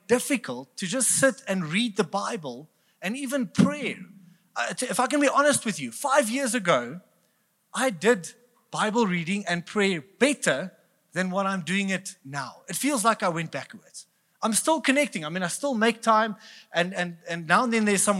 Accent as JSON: {"language": "English", "town": "Bloemfontein", "region": "Free State", "country": "South Africa", "said": "We are from Bloemfontein, so we're cheap"}